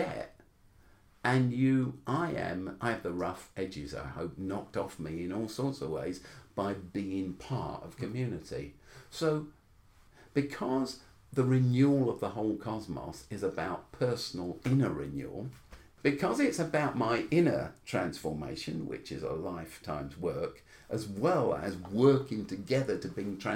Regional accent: London, United Kingdom; when I was growing up in South London, I was called a half caste the whole time.

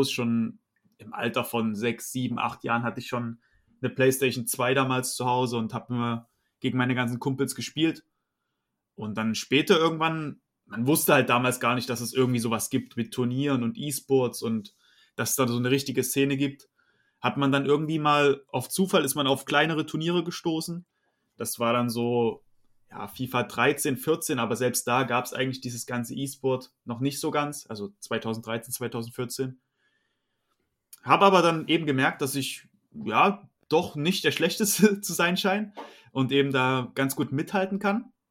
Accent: Saxony, Germany; now in Dresden, Germany; Ja, also ich bin 25 Jahre alt, äh, bin in der Nähe von Dresden aufgewachsen. Mittlerweile wohne ich direkt in Dresden

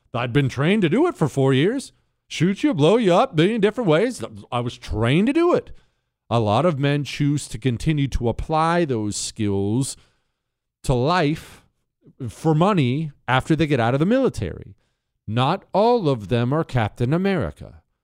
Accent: United States; I'm an American citizen

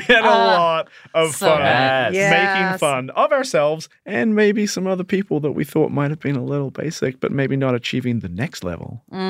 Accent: Dunedin, Otago, New Zealand; moved away as an adult; now in United States; I'm really drawn back to my hometown of Dunedin, New Zealand.

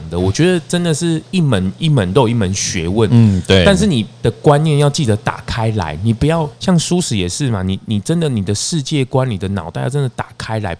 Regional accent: Changhua County, Taiwan; 大大家都好了，我彰化人呢，啊，我回去的时候我都看到台中很奇怪

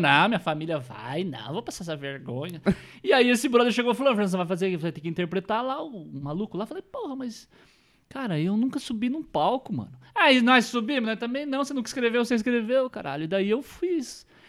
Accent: northern Paraná, Brazil; próximo lá de onde eu sou, do norte do estado

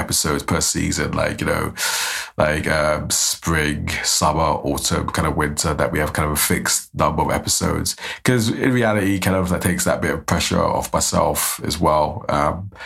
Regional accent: London, United Kingdom; now in Aberdeen, United Kingdom; I'm from South London

